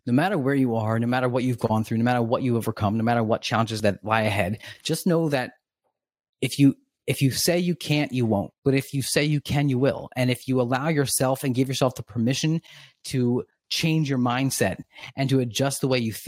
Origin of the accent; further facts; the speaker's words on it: Oxford, Pennsylvania, United States; also born or lived in West Chester, Pennsylvania; I grew up in Oxford. It's a southern Chester County area.